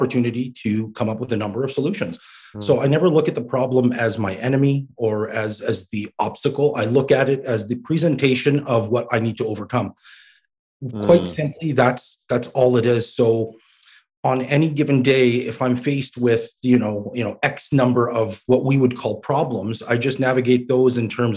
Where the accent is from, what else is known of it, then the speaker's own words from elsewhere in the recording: Canada; also born or lived in Baghdad, Iraq; they ended up coming to Canada. And lucky for me, I grew up here